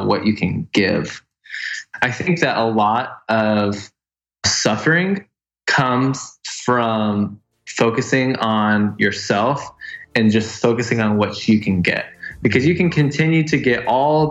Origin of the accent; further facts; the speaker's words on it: Orange City, Iowa, United States; now in Nashville, United States; I grew up in Orange City, Iowa